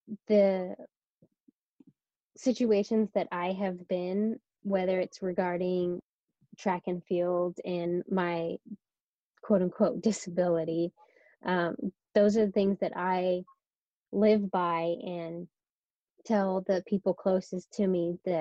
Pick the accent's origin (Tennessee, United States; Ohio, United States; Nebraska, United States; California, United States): California, United States; Sacramento; moved away as an adult; now in San Diego, United States; I'm from Northern California, so the Sacramento area.